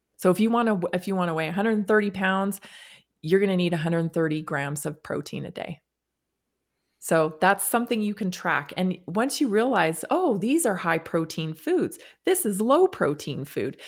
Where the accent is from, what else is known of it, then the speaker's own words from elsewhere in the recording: Canada; now in United States; I grew up in Canada, when I moved to the United States